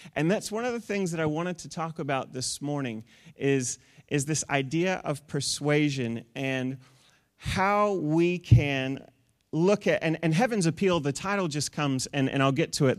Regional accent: New Zealand; moved away; also born or lived in United States; we're from New Zealand

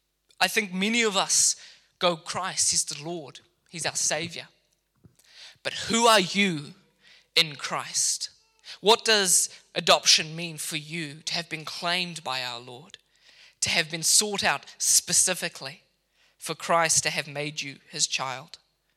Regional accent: Mozambique; now in Kenya; When I lived in Kenya, I was educated in Kenya after growing up in Mozambique. I went to a boarding school there for a number of years.

